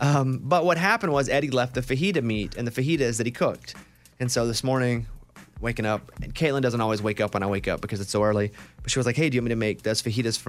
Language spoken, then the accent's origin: English; Arkansas, United States; And I'm like, dude, I'm from Arkansas.